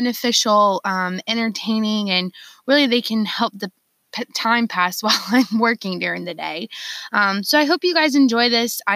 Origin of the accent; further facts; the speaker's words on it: Charleston, South Carolina, United States; I'm born and raised in Charleston, South Carolina